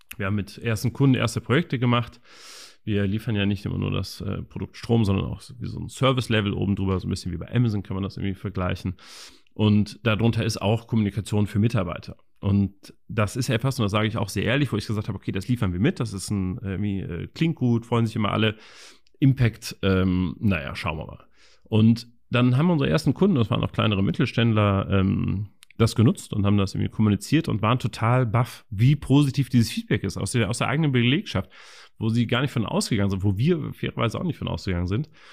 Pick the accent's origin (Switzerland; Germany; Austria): Germany; Cologne, North Rhine-Westphalia; ich selber äh, bin gebürtiger Kölner, wir haben auch hier das Büro in Köln